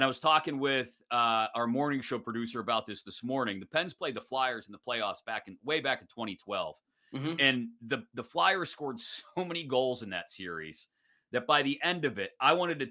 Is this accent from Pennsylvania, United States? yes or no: yes; Pittsburgh, Pennsylvania, United States; as a Pittsburgher and a Penguins fan.